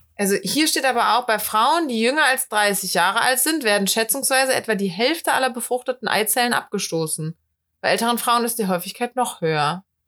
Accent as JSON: {"language": "German", "town": "Cologne", "region": "North Rhine-Westphalia", "country": "Germany", "said": "Ich bin Kölnerin"}